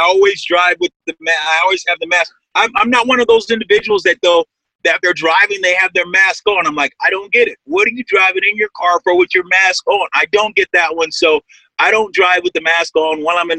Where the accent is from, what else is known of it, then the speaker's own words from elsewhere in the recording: Lemoore, California, United States; I'm from the Central Valley, Lemoore, California, which is 30 miles south of Fresno